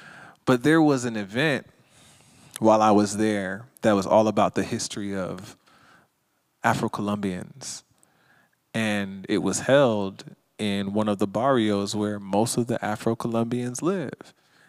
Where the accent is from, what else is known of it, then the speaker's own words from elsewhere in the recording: Jamaica; now in Los Angeles, United States; Now, we don't know what the Confederate flag is because we're from Jamaica. So we just put up the Jamaican flag.